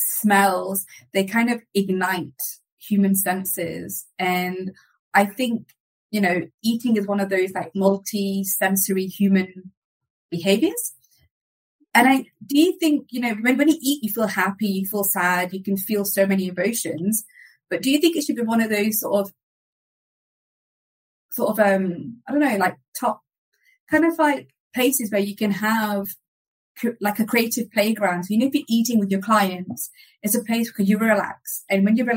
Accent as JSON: {"language": "English", "country": "United Kingdom", "moved": "yes", "lives_now": "Spain", "said": "I'm British Indian"}